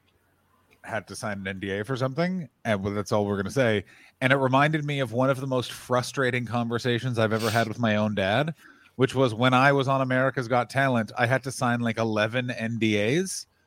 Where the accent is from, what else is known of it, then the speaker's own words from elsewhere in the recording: Ottawa, Ontario, Canada; now in Ireland; I grew up in Ottawa, so we got all of New York State's local programming